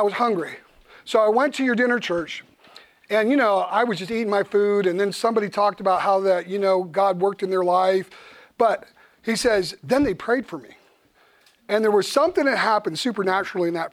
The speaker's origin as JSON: {"language": "English", "country": "United States", "said": "me being an American pastor"}